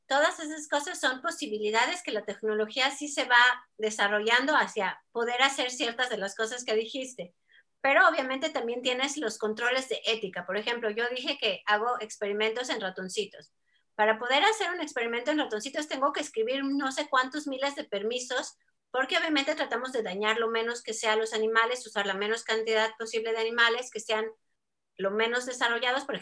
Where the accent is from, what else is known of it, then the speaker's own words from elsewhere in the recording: Mexico; accent: Mexican; ¿cómo que de dónde soy? De México. Así que ya mi acento parece que ha estado muy cambiado, pero, pero bueno, a veces me sale mexicano